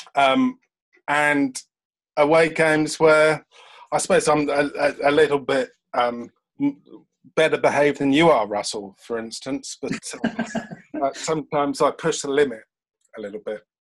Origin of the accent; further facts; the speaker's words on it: London, United Kingdom; now in Brighton, United Kingdom; I'm a Londoner, although I do live in Brighton, and I moved from London to Brighton 18 years ago now